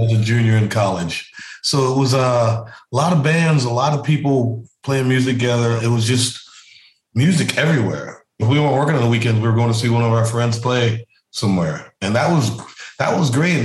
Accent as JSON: {"language": "English", "region": "South Carolina", "country": "United States", "said": "I'm from South Carolina"}